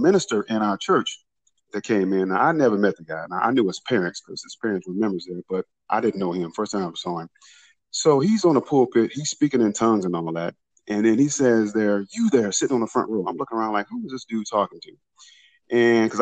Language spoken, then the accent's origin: English; Detroit, Michigan, United States; I was born and raised in Detroit, Michigan